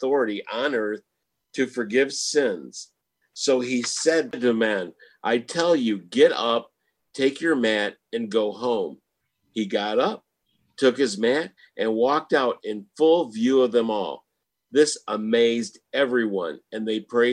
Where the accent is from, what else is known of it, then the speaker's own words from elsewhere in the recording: Michigan, United States; now in Houston, United States; Well, I'm from Michigan